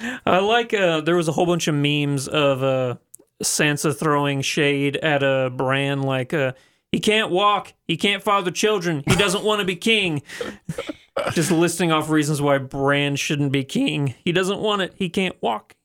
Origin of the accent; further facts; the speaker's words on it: the Ozarks, United States; people I grew up with in the Ozarks